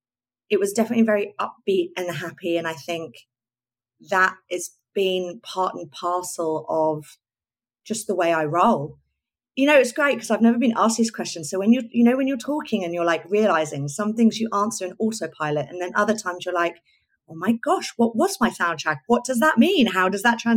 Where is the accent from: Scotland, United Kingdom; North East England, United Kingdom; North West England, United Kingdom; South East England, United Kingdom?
South East England, United Kingdom; Oxfordshire; now in London, United Kingdom; growing up in Oxfordshire and just wanting to entertain and try and look fabulous while I was doing it